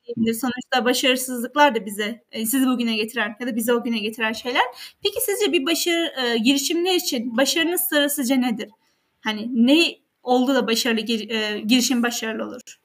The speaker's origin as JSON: {"language": "Turkish", "region": "Kahramanmaraş", "country": "Turkey", "moved": "yes", "said": "ben de Kahramanmaraşlıyım ve bir köyünden geldim."}